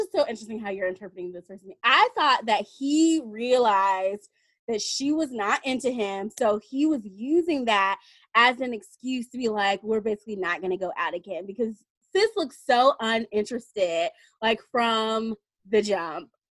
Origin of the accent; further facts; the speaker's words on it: Tennessee, United States; I'm from Tennessee, the bottom of Tennessee. Well, Tennessee's kind of long, but I'm from Tennessee